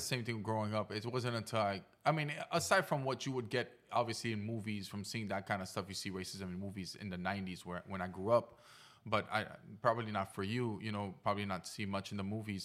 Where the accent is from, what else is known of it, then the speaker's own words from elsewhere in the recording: Haiti; moved away; I grew up in Haiti as well